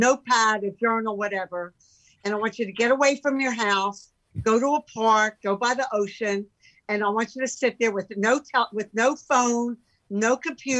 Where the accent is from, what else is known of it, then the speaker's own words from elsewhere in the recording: Philadelphia, Pennsylvania, United States; moved away as an adult; also born or lived in San Francisco; now in California, United States; growing up in Philadelphia